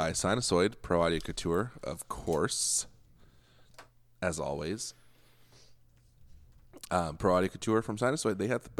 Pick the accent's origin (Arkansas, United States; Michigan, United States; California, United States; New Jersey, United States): California, United States; I grew up in California